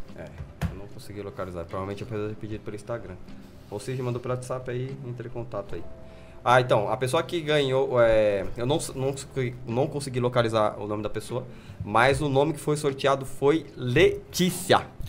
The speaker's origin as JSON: {"language": "Portuguese", "country": "Brazil", "said": "eu sou brasileiro"}